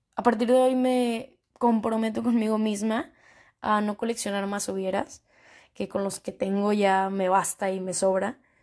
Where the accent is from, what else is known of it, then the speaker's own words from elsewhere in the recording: northern Mexico, Mexico; soy una chica mexicana, tengo 24 años, mexicana del norte